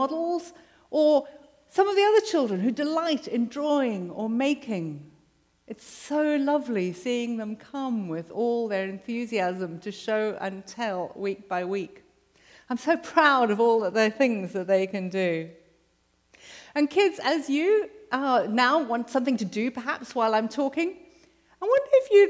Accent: South Africa; moved away as an adult; now in United States; I'm South African

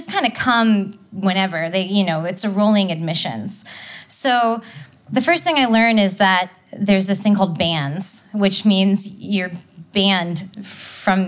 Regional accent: Nashville, Tennessee, United States; I was growing up in Nashville, Tennessee

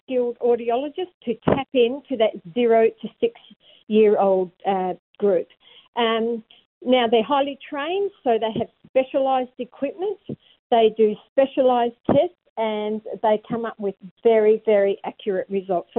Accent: Kalgoorlie, Western Australia, Australia; now in Perth, Australia; I'm from the Kalgoorlie area, so that's Wongatha area

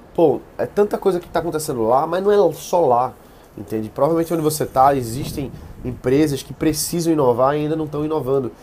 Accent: Recife, Pernambuco, Brazil; eu sou de Recife

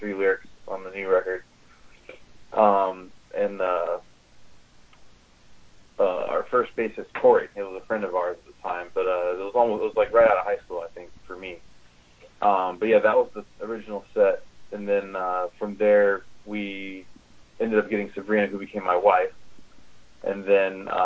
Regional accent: United States; we're from America

